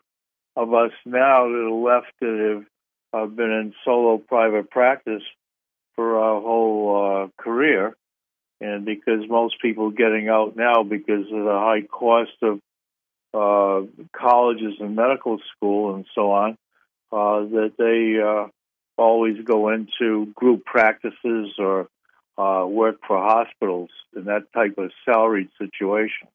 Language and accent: English; Massachusetts, United States; moved away as an adult; also born or lived in Madison, Wisconsin; I grew up in Massachusetts, about 30 miles from Boston, in a small mill town right on the Rhode Island line.